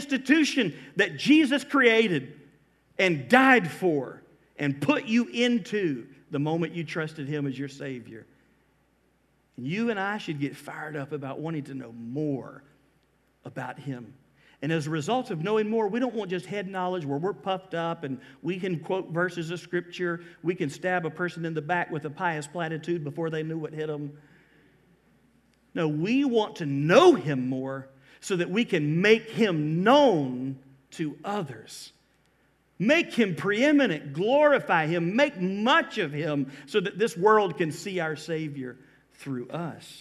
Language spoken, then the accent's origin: English; Georgia, United States; moved away as an adult; now in Florida, United States; I am from Georgia. But I've been here 24 years